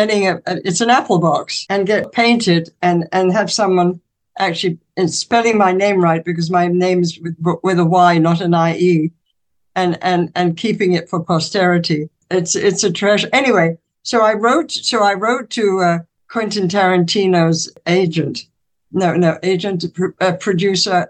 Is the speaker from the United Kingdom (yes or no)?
yes; England, United Kingdom; growing up in England